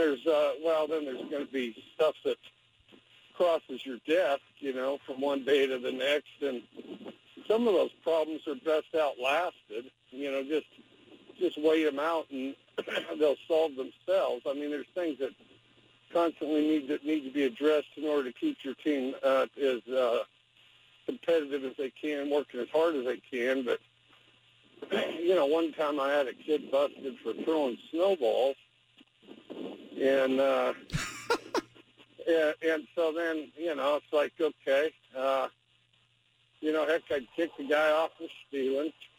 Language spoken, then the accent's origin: English; Wyoming, United States; I'm from Wyoming